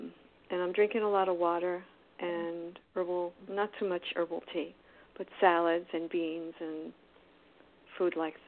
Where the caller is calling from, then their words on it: Florida, United States; I'm in South Florida.